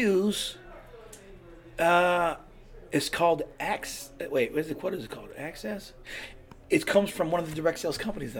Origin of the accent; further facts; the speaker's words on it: West Coast, United States; also born or lived in California / Washington; Because like I said, I'm not originally from Pennsylvania.